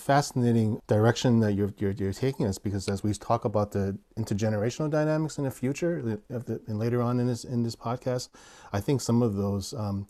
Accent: New York City, New York, United States; my little Chinese church that I grew up in Brooklyn, New York

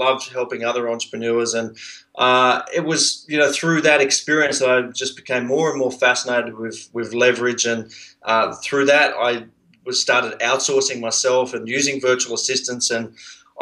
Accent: Sydney, New South Wales, Australia; accent: Australian; also born or lived in Brisbane; I actually grew up on a boat in Sydney Harbour.

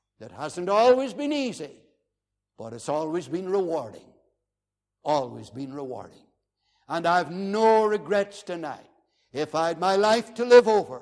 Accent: Northern Ireland, United Kingdom; I was from the Wild West

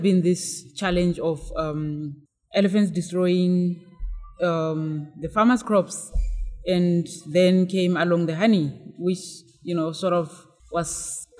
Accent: Botswana; I'm from Botswana, which is a country that has more cows than people.

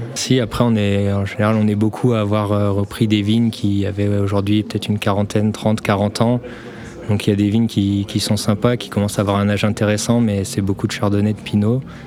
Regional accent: Vienne, Auvergne-Rhône-Alpes, France; j'étais originaire de Vienne

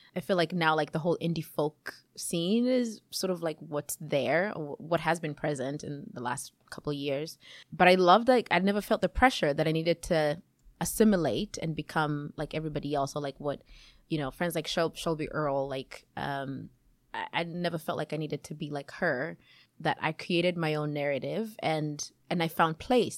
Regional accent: Kenya; moved away as an adult; also born or lived in Chicago, United States / Seattle, United States; now in Yakima, United States; I was born in Kenya, um, and I moved to the U S about almost twenty-two years ago

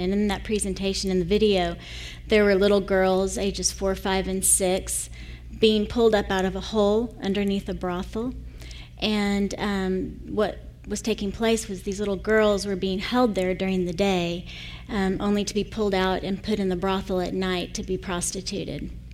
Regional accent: United States; moved away as an adult; also born or lived in Costa Rica

